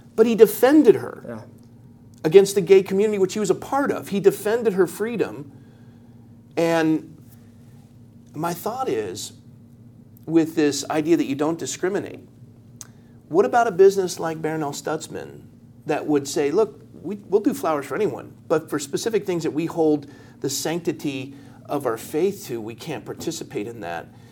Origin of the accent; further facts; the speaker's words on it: Coronado, California, United States; I was born and raised in Coronado